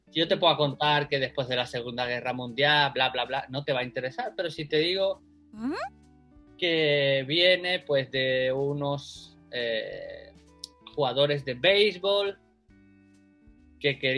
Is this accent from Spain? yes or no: yes; Spain; now in Tokyo, Japan; Pues nada, yo eh, soy un español que vive aquí en Tokio. Llegué hace tres años a Japón